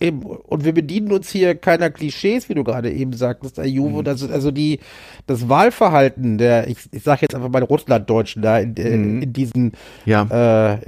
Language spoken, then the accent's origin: German; Berlin, Germany; bei uns in Berlin